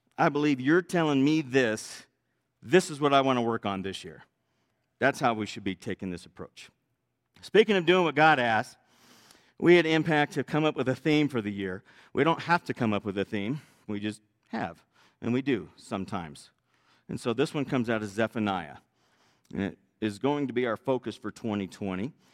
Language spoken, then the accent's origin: English; Northern California, United States; I was raised in Northern California